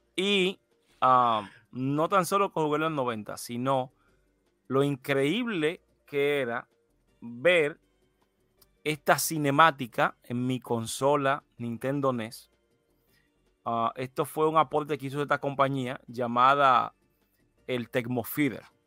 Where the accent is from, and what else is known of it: Dominican Republic